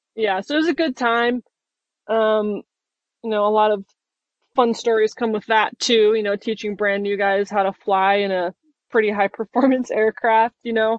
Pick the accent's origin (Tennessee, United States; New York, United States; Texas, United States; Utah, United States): Utah, United States; moved away as an adult; I grew up in Utah as well